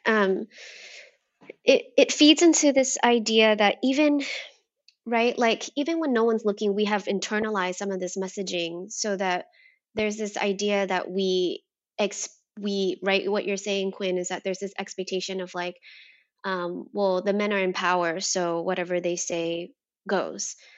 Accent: United States; I am Vietnamese American, um, but I, I was raised here in America

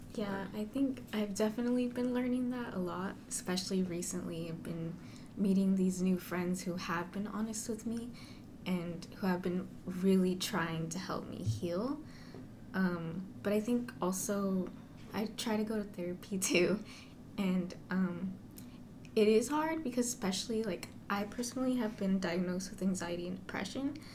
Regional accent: Central Valley, California, United States; moved away as an adult; also born or lived in San Diego; I'm from the Central Valley.

